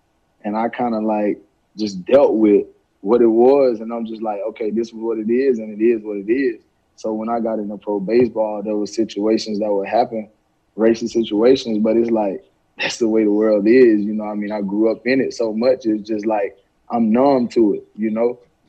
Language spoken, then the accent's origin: English; Alabama, United States; growing up in Alabama, you know, I went through a lot.